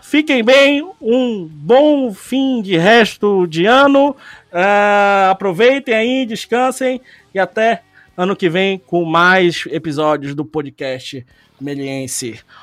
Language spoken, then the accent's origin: Portuguese; Brazil; A gente é brasileiro